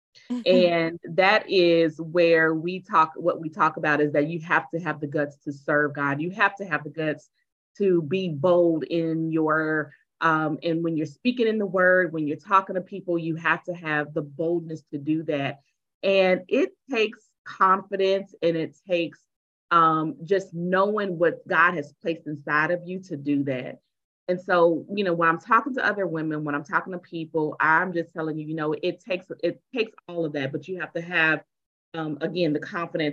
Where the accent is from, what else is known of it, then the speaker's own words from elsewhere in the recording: Tulsa, Oklahoma, United States; I am from Tulsa, and I am a speaker